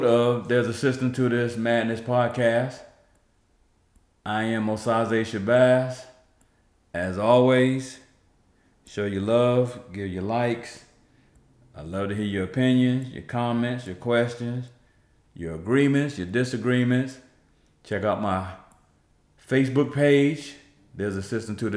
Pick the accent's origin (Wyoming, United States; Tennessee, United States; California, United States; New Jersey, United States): New Jersey, United States; Newark; my hometown of Newark, New Jersey